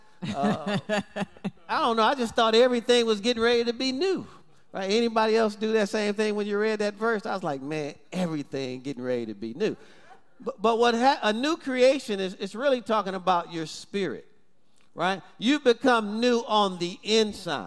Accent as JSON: {"language": "English", "town": "Detroit", "region": "Michigan", "country": "United States", "tie": "born or raised there", "said": "growing up in Detroit"}